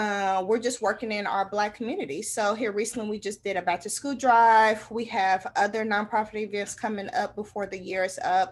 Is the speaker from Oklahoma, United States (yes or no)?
yes; Tulsa, Oklahoma, United States; I was born and raised in North Tulsa